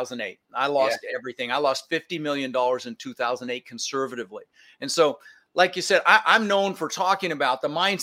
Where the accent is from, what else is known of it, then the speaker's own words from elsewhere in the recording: Denver, Colorado, United States; also born or lived in Netherlands; I was born in the Netherlands, Holland, you know, wooden shoes and windmills, and immigrated when I was 6 years old with my brother Albert, my mother's Vancha, and we ended up in Denver, Colorado